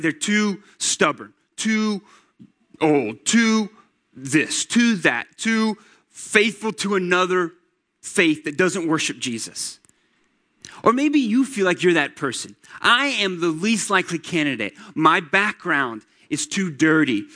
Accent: Atlanta, Georgia, United States; I grew up in Atlanta, Georgia

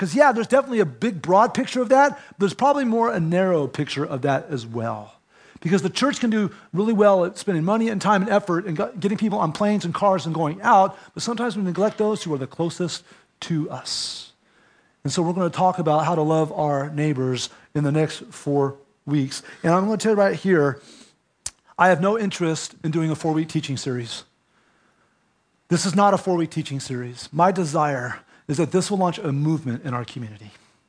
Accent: California, United States; And of course, we're from California where everybody's yard is kind of like fenced usually.

